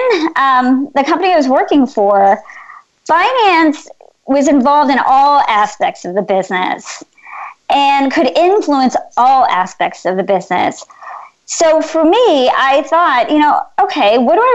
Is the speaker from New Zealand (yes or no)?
no; United States; I'm Indian. My parents migrated here from India in the 1960s. I was born in this country